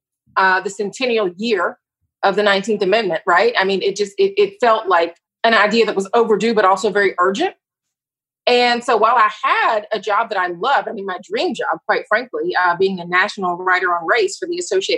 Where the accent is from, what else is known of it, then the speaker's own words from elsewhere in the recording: Atlanta, Georgia, United States; moved away as an adult; now in Philadelphia, United States; I'm from Atlanta and got my start in the Black press in Atlanta at the Atlanta Daily World